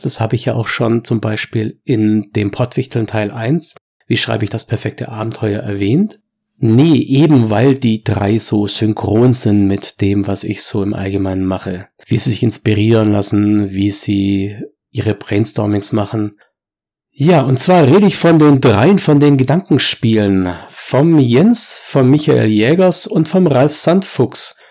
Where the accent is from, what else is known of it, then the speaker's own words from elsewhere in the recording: Swabia, Germany; bei uns im Schwabenland